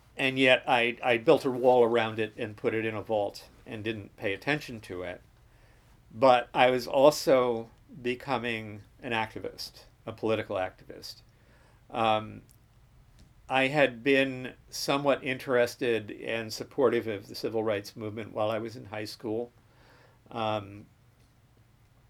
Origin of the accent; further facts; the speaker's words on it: New Jersey, United States; I was born in New Jersey, mm-hmm. in the New York suburbs. In 1946, I was raised in the Jersey